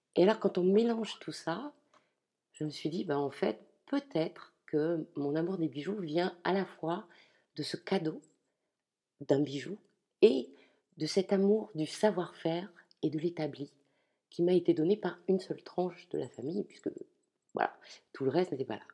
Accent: Ch'ti, Hauts-de-France, France; je suis ch'ti

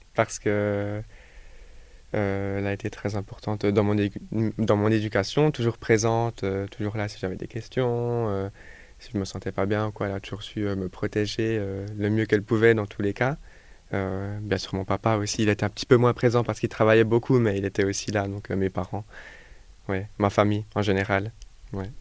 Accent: Jura, Switzerland; je viens du Jura en Suisse

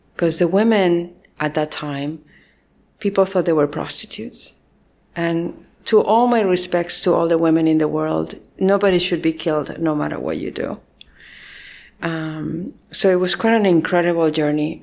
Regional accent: Spain; moved away as an adult; also born or lived in San Francisco, United States; I was born and raised in Spain and all my family is there

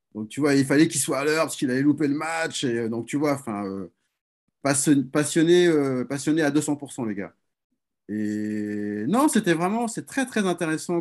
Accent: France; chez nous, en France

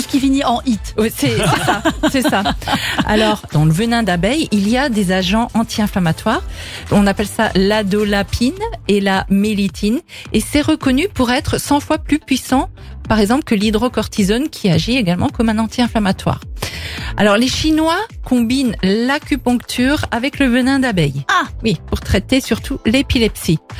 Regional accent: France; chez nous en France

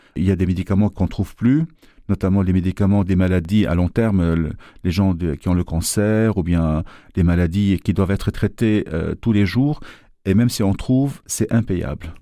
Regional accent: Lebanon; moved away as an adult; now in Brussels, Belgium; je suis libanais déjà d'origine et que vu que je travaillais dans le pays

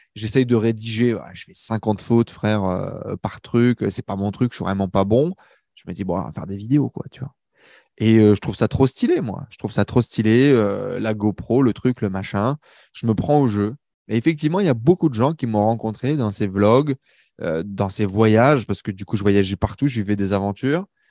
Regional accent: Valenciennes, Hauts-de-France, France; moved away as an adult; now in Paris, France; je quitte ma petite banlieue du nord de la France

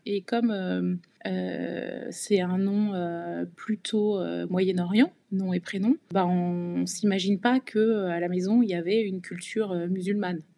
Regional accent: Provence-Alpes-Côte d'Azur, France; also born or lived in Rueil-Malmaison, Hauts-de-Seine / Paris region / Cagnes-sur-Mer / Nice; on a grandi euh, entre la région parisienne et la Côte d'Azur

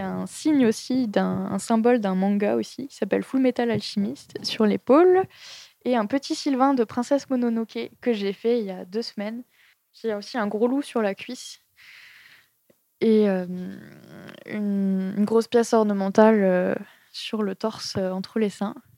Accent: Strasbourg, Grand Est, France; moved away as an adult; now in Montpellier, France; À la base, je viens de Strasbourg. J'ai quitté Strasbourg pour faire mon BTS en fait de design graphique. Je suis allée à Montpellier.

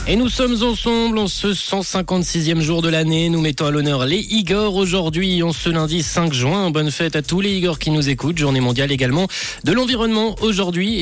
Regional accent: Switzerland; chez nous en Suisse

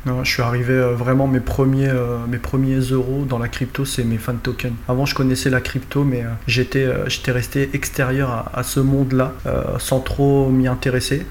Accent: north of France, France; je suis originaire du nord de la France, j'habite près de Valenciennes

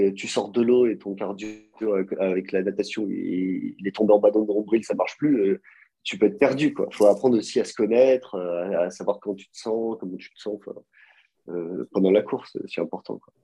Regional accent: Nice, Provence-Alpes-Côte d'Azur, France; now in Geneva, Switzerland; je viens de Nice

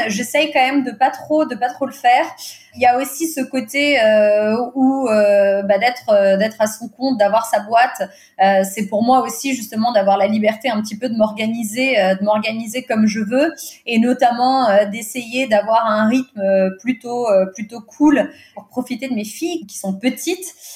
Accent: Portugal; first language Portuguese; French is a second language; je suis portugaise, le portugais c'est ma langue maternelle

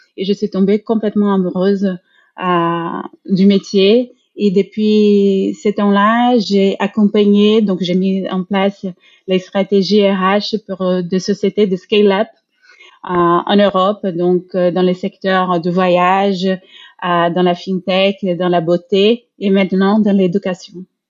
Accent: Brazil; moved away; moi, je suis brésilienne

